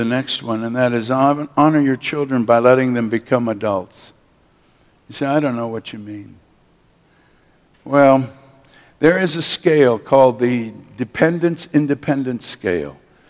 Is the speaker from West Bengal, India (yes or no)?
yes; Kolkata, West Bengal, India; born there; also born or lived in Manila, Philippines; My parents were missionaries. I was born in Calcutta, India, as you know. They raised up two major churches there in India